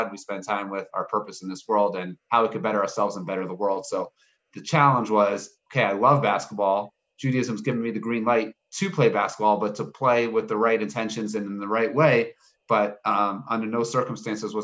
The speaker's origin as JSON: {"language": "English", "town": "Baltimore", "region": "Maryland", "country": "United States", "tie": "born or raised there", "moved": "as an adult", "lives_now": "Jerusalem, Israel", "said": "I grew up in Maryland"}